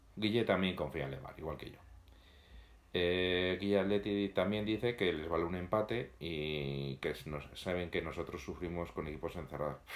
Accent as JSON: {"language": "Spanish", "town": "Madrid", "region": "Community of Madrid", "country": "Spain", "said": "Vivimos en la ciudad, los que somos de Madrid"}